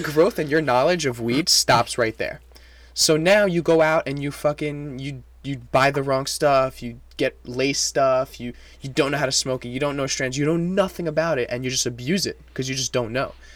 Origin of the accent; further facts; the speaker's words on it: France; first language French; English is a second language; now in New York, United States; I grew up in, in France. Um, my first language is French